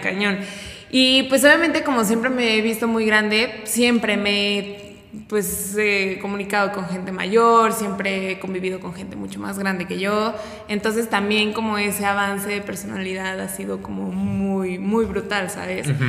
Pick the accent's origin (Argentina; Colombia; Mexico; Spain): Mexico; Pachuca, Hidalgo; moved away as an adult; also born or lived in Toluca; now in Puebla, Mexico; fui para Pachuca, de donde yo soy. Eh, ahí viví 10 años